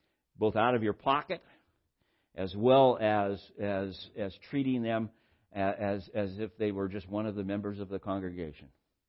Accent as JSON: {"language": "English", "town": "Santa Barbara", "region": "California", "country": "United States", "tie": "born or raised there", "said": "where I grew up in Santa Barbara, we had a bus system"}